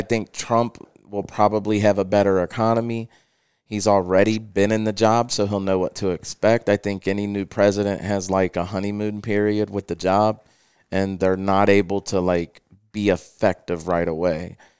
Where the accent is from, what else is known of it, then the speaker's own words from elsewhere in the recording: Cincinnati, Ohio, United States; also born or lived in Felicity, Ohio; I was born in Price Hill, Ohio, which is, um, a subdivision in Cincinnati. We lived there until I was about six